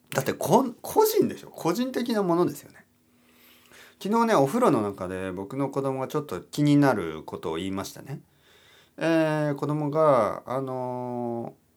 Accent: Oita, Japan; 僕はあの温泉のまあメッカ大分県出身

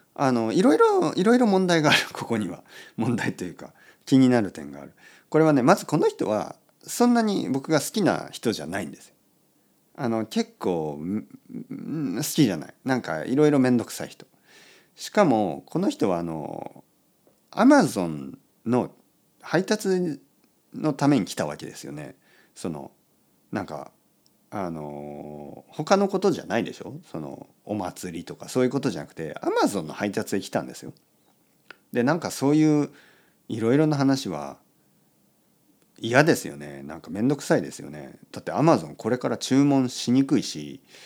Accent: Kyushu, Oita, Japan; 僕はね、あのまあ、九州の大分ですねの、まあ、田舎出身で

